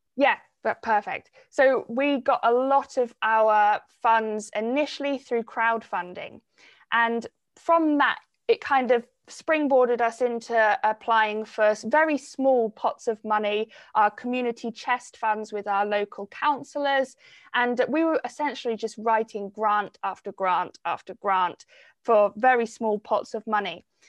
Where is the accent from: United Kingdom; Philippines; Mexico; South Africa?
United Kingdom; Cornwall, South West England; growing up in Cornwall and being so connected to the environment from such a young age